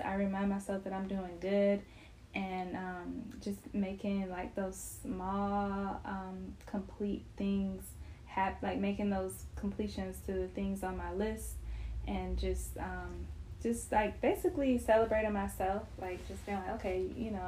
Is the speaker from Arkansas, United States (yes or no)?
no; Cleveland, Ohio, United States; I'm not Southern. Like, I'm from Cleveland, Ohio